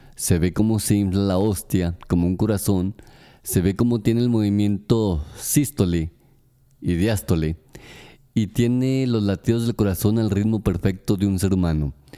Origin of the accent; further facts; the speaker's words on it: Aguascalientes, Mexico; Aguascalientes, mi ciudad natal, mi estado natal